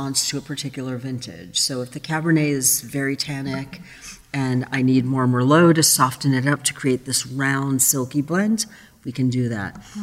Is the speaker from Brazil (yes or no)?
yes; Brazil; moved away; I grew up in Brazil